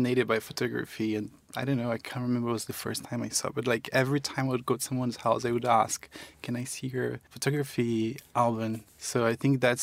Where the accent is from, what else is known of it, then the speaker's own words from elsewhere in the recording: Campo Grande, Mato Grosso do Sul, Brazil; also born or lived in Eldorado, Mato Grosso do Sul; I actually was born in Eldorado, which is in Mato Grosso do Sul, in the border with Paraná. So I was born there, and then I grew up in Campo Grande, Mato Grosso do Sul, which is the capital